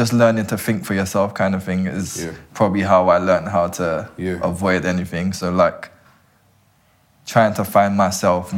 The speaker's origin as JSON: {"language": "English", "region": "London", "country": "United Kingdom"}